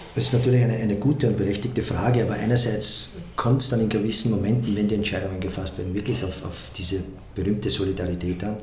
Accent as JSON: {"language": "German", "town": "Stotzing", "region": "Burgenland", "country": "Austria", "tie": "born or raised there", "said": "in einem kleinen Ort im Burgenland in Stotzing, wo ich immer gesagt habe, ich weiß, wo ich herkomme"}